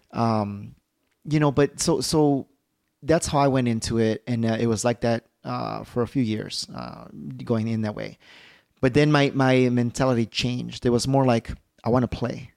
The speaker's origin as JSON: {"language": "English", "town": "Chicago", "region": "Illinois", "country": "United States", "said": "I'm from Chicago"}